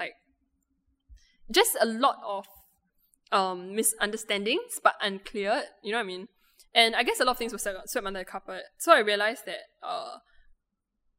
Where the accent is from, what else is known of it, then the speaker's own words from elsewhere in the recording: Singapore; as Singaporean girls